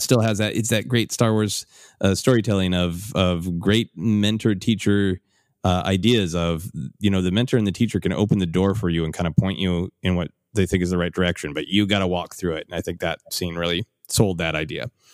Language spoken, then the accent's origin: English; Minnesota, United States; growing up in Minnesota